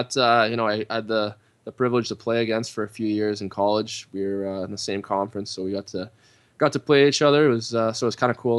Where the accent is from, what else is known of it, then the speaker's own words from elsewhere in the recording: Canada; as a Canadian